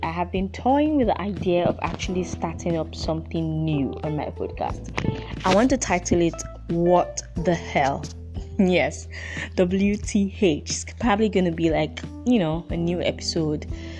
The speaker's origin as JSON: {"language": "English", "country": "Nigeria", "said": "I'm from Nigeria, by the way, in case you don't know. Yes, I'm African. I'm from Nigeria."}